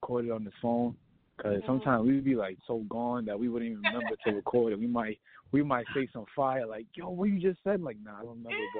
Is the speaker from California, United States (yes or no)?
no; New York City, New York, United States; I'm from Brooklyn, New York, born and raised